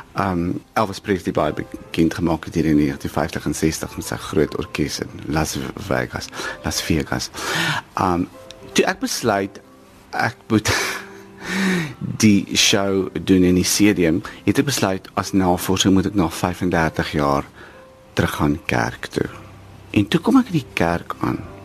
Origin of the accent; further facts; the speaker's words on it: Ladysmith, KwaZulu-Natal, South Africa; moved away; ek groot geword het in die Nederduits Gereformeerde Kerk toe ek 'n kind was en ek sal nooit vergeet ons het twee keer op 'n dag kerk toe gegaan in die oggend vir sonnaarskool en in die aand sodat my ma kon afskou met 'n nuwe hoed wat sy by die Oriental Plaza in Ladysmith gekoop